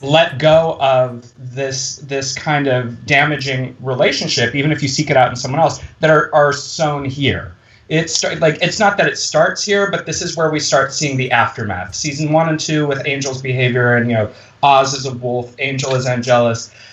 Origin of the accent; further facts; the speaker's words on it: Midwest, United States; I went to high school in the Midwest